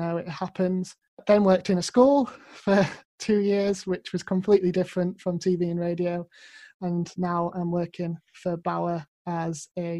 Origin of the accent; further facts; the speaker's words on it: Grimsby, Yorkshire and the Humber, United Kingdom; moved away as an adult; also born or lived in Sunderland; now in Leeds, United Kingdom; So I'm originally from Grimsby in Lincolnshire, but I'm living in Leeds now.